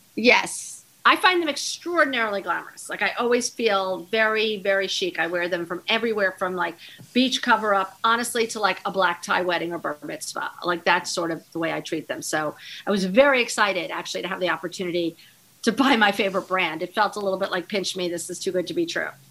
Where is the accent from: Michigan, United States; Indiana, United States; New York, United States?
New York, United States; also born or lived in East Hampton, New York; when I was growing up in East Hampton